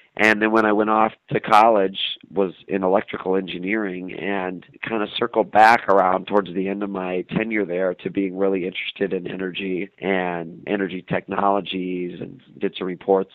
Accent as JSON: {"language": "English", "region": "Iowa", "country": "United States", "tie": "born or raised there", "said": "And I grew up in Iowa, and my parents are conservative Republicans."}